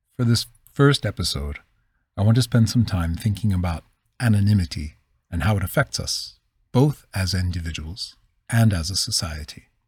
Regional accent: Philadelphia, Pennsylvania, United States; accent: Northeast; I'm from the Northeast

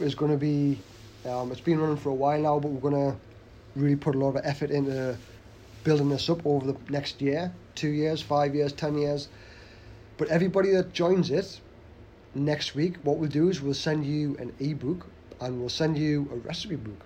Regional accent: the Northeast, North East England, United Kingdom; we're from the Northeast

